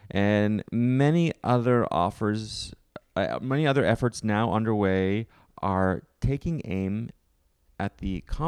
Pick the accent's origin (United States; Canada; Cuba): Canada; I'm from Canada.